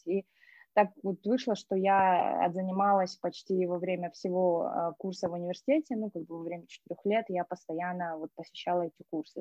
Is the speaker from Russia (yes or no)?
no; Astana, Kazakhstan; moved away as an adult; also born or lived in Tanay (unclear ASR) / Spain; я из Таная, но жизнь прожила в Астане, жила стандартная, ну, как бы школа, университет